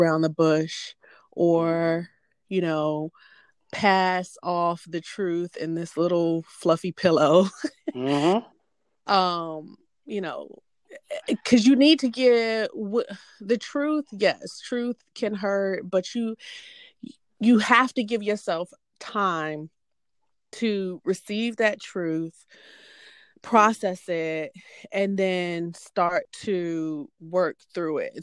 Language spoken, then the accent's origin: English; Hampton, Virginia, United States; now in Atlanta, United States; I am originally from Hampton, Virginia, but currently I live in the Atlanta metro area